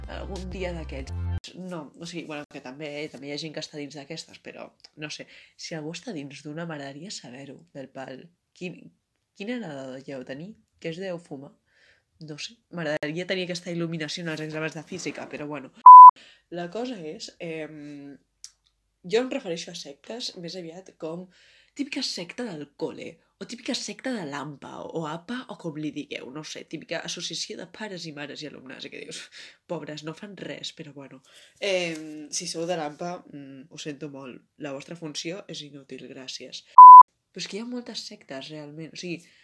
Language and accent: Catalan; Barcelona, Catalonia, Spain; jo sóc de Barcelona